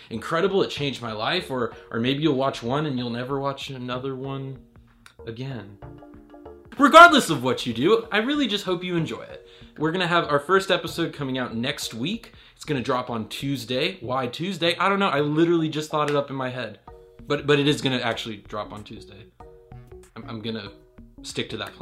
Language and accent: English; Raleigh, North Carolina, United States; I'm from Raleigh, North Carolina